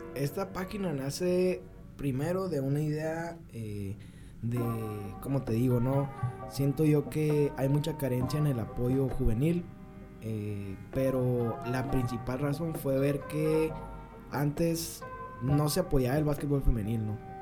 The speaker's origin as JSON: {"language": "Spanish", "town": "Nogales", "region": "Sonora", "country": "Mexico", "said": "Soy de Nogales, Sonora."}